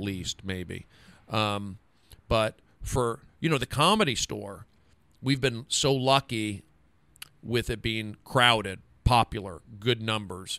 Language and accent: English; Los Angeles, California, United States; also born or lived in Seattle; I'm from Los Angeles. I grew up here